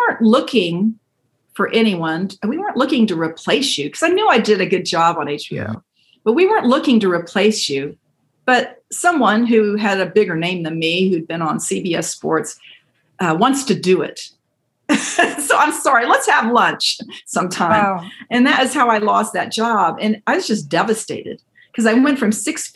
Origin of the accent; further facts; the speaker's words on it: San Antonio, Texas, United States; moved away as an adult; also born or lived in Chattanooga, Tennessee; my goal, though, was to come back to San Antonio